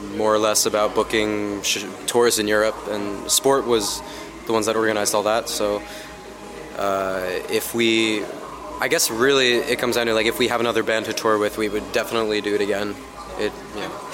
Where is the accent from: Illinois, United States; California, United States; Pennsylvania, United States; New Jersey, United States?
New Jersey, United States; my hometown in New Jersey